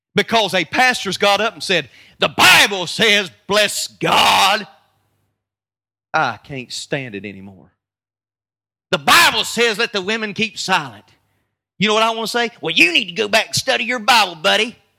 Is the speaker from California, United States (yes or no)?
no; North Carolina, United States; I'm from North Carolina